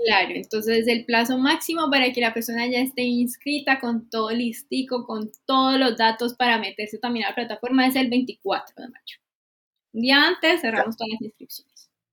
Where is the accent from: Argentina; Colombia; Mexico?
Colombia; now in Chile; soy colombiana